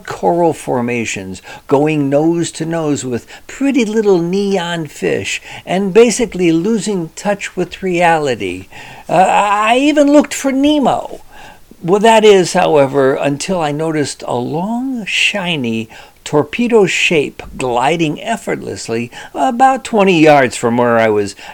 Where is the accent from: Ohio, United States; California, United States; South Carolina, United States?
Ohio, United States; Cleveland; I was born in Cleveland.